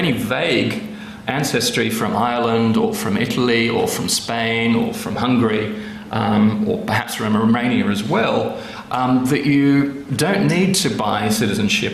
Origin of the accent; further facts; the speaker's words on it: Australia; I'm Australian and fake British